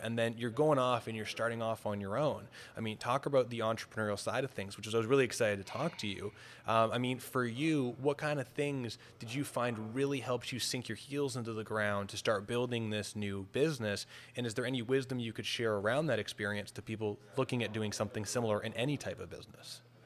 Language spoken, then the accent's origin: English; Toronto, Ontario, Canada; I'm from Toronto